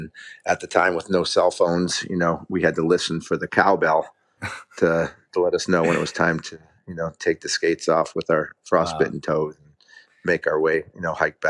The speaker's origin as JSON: {"language": "English", "region": "Connecticut", "country": "United States", "tie": "born or raised there", "said": "At the time, I was living in Connecticut, and my family, we lived in an apartment complex"}